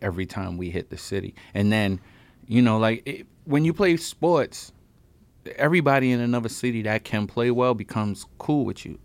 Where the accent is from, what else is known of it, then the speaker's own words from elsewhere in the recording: New York City, New York, United States; I'm the kid from Brooklyn who got the scholarship